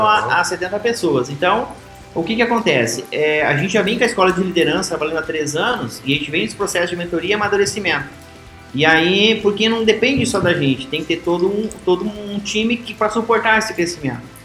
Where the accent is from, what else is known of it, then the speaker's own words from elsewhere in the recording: Realeza, Paraná, Brazil; moved away as an adult; uma cidadezinha como Realeza, onde minha terra natal aí, que é uma pequena cidade, é, hoje de 15 mil habitantes